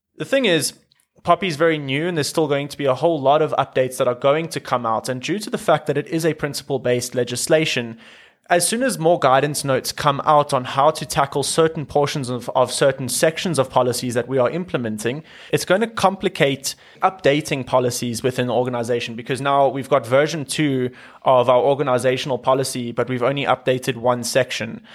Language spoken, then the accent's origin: English; South Africa; being South African